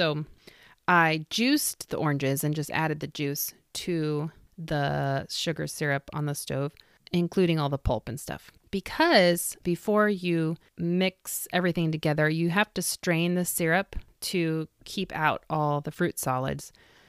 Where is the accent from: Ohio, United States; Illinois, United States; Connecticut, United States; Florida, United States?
Illinois, United States; I grew up in Vermilion County, Illinois. Much of my family is from the smaller communities that surround Danville.